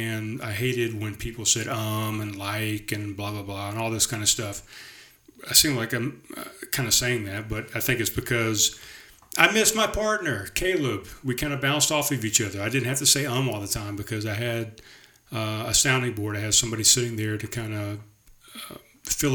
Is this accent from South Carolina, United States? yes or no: yes; North Charleston, South Carolina, United States; moved away as an adult; also born or lived in Summerville, South Carolina; I definitely recognize this road as the road, North Haven Drive, that I grew up on in Pepper Hill